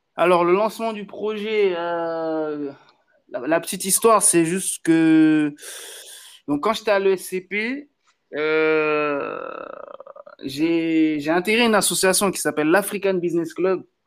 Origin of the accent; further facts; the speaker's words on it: Benin; now in Paris, France; je suis du Bénin